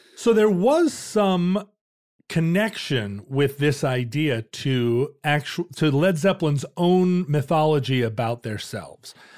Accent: Alaska, United States; growing up in Alaska, we had the outdoors to play

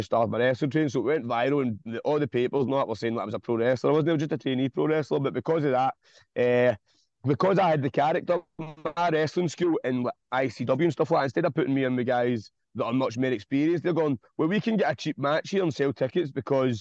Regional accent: Glasgow, Scotland, United Kingdom; ran the Fairfield Club in Govan, which is in my hometown

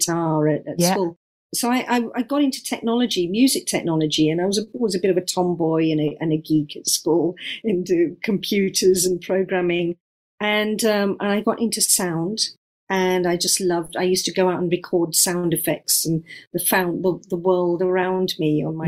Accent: London, United Kingdom; I was born and brought up in London, in Southwest London.

